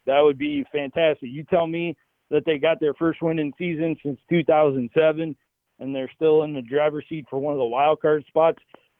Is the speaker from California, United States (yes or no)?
no; Cleveland, Ohio, United States; This is home for me and my family going back generations. And to see somebody embrace my hometown after so many years of people dumping on Cleveland